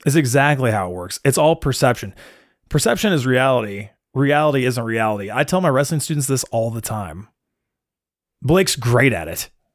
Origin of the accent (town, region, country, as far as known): United States